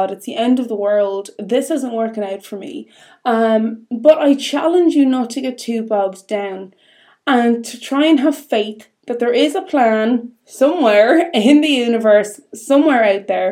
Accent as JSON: {"language": "English", "country": "Ireland", "said": "being Irish"}